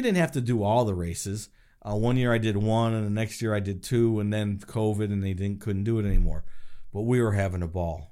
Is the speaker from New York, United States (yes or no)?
yes; Chemung, New York, United States; also born or lived in Elmira, New York; I was born in Elmira, raised in Chemung